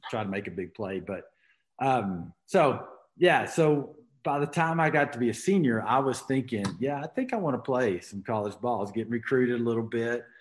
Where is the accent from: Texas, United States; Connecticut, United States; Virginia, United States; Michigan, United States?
Texas, United States; Arlington; moved away as an adult; also born or lived in Houston, Texas / Colorado; now in Montrose, United States; I was born uh, in Houston, but was raised in Arlington, Texas, there in between Dallas Fort Worth